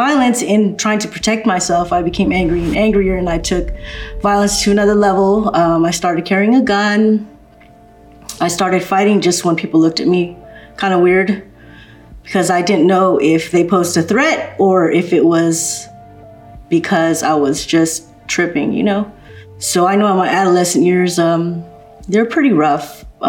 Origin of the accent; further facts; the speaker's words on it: Los Angeles, California, United States; also born or lived in Glendale, California; I was born in Glendale, California. I actually grew up in a pretty good neighborhood. I lived in Eagle Rock, in the hills of Eagle Rock.